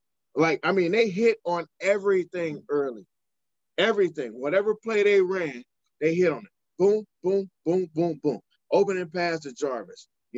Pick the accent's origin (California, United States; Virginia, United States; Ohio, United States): Ohio, United States; Cleveland; We are the Browns. We are from Cleveland.